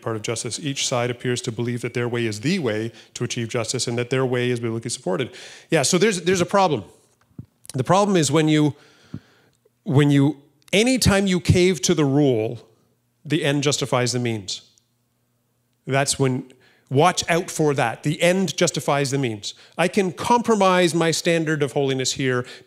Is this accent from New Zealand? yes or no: no; Canada; I'm not defined by being conservative or being Canadian or being white.